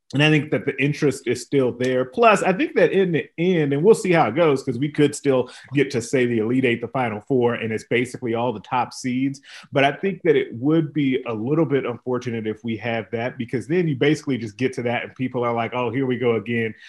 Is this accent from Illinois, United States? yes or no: yes; Illinois, United States; moved away; my home state team, Illinois